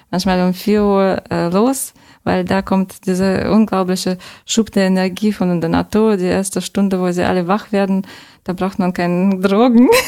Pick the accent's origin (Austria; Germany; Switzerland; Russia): Russia; Saint Petersburg; German is a second language; Ich bin ähm, als Großstadtkind aufgewachsen in zauberhaften St. Petersburg. Und äh, äh, jetzt wohne ich in einer Laube.